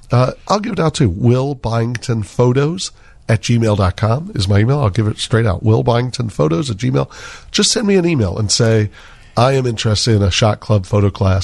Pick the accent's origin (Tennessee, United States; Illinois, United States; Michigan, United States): Illinois, United States; Chicago; know I was from Chicago.